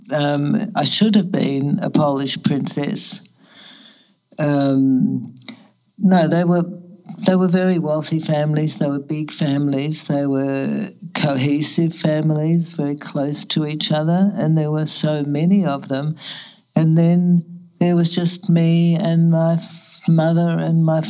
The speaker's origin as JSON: {"language": "English", "country": "Australia", "tie": "born or raised there", "also_born_or_lived": "Germany", "moved": "as an adult", "lives_now": "New York, United States", "said": "refugees to Australia"}